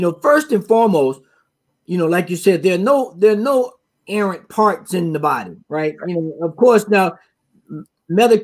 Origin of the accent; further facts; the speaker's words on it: the South, United States; my experience growing up in the South